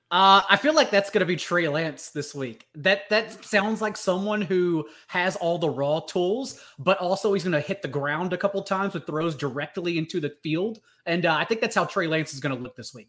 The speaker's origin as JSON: {"language": "English", "town": "Dallas", "region": "Texas", "country": "United States", "tie": "born or raised there", "also_born_or_lived": "Australia / Canada / Denver / California", "accent": "Southern", "moved": "as an adult", "said": "from Dallas. I was there for twenty years, and then I've since lived in Australia"}